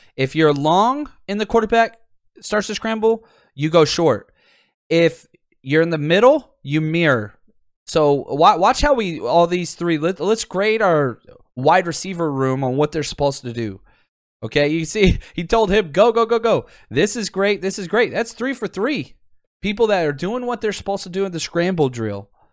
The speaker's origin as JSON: {"language": "English", "town": "Pasadena", "region": "California", "country": "United States", "tie": "born or raised there", "said": "I'm in, uh, Pasadena, California currently. What's up, what's up? That's my hometown"}